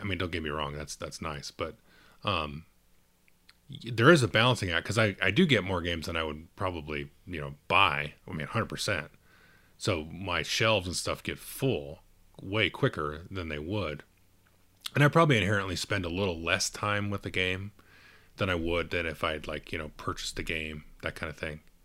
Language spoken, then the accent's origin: English; Southern California, United States; I'm from Southern California